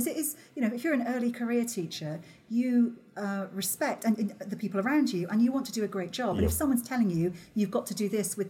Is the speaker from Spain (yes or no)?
no; Wales, United Kingdom; moved away; also born or lived in Netherlands; I'm Welsh